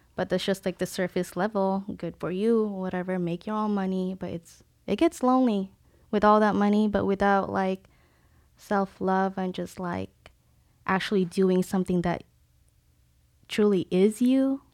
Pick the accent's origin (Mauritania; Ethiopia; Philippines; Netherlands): Philippines; born or raised there; now in San Diego, United States